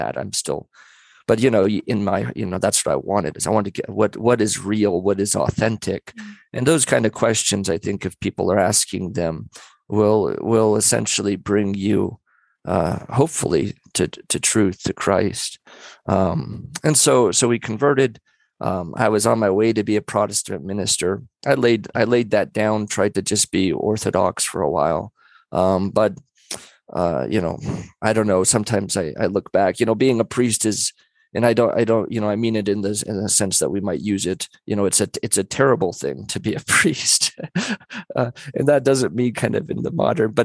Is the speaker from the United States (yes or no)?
yes; Central Coast, California, United States; I'm from Central Coast, California